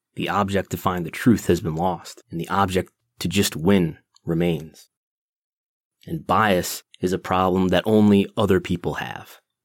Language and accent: English; United States; also born or lived in Buffalo, New York; I've lived in the United States uh, my entire life since 1985